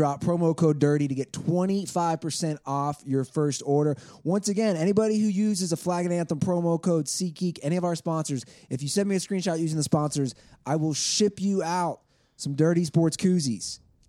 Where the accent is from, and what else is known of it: Cincinnati, Ohio, United States; born or raised there; moved away